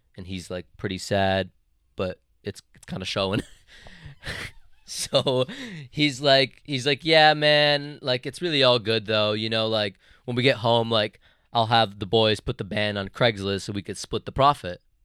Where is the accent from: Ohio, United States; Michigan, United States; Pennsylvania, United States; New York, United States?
Michigan, United States; Detroit; we're from Detroit.